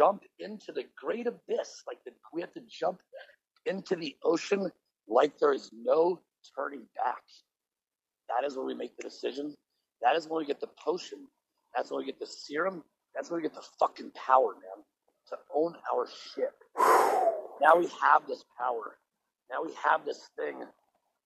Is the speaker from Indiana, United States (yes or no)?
no; Boulder, Colorado, United States; I'm from Boulder, Colorado.